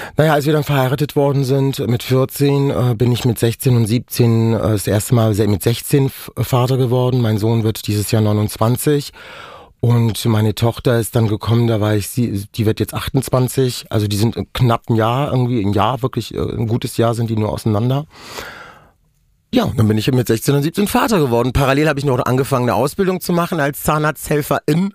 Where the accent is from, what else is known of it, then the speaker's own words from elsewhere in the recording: Germany; first language Romani; German is a second language; wir sind in Deutschland aufgewachsen, wir sind hier geboren.